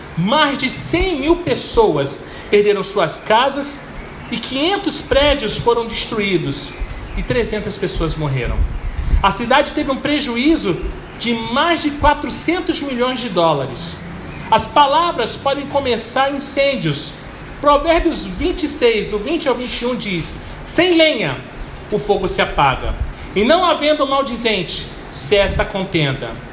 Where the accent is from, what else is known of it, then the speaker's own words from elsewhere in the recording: Belford Roxo, Rio de Janeiro, Brazil; Quando eu era pequeno e morava em Belfo Roxo